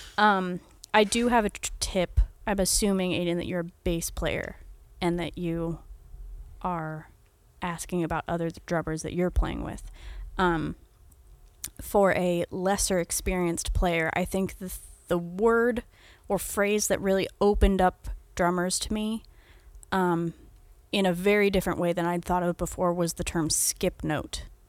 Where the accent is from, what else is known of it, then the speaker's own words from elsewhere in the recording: United States; I'm also an American